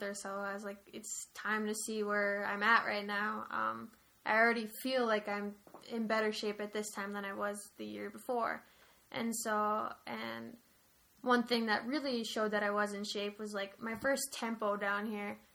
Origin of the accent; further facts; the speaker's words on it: United States; close to my home state, like, right across the border